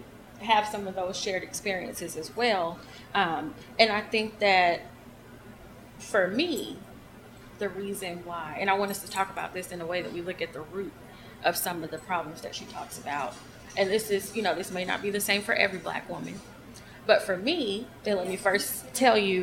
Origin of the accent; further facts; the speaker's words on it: Atlanta, Georgia, United States; I'm from Atlanta, so I'm used to being in, you know, more of a multicultural kind of place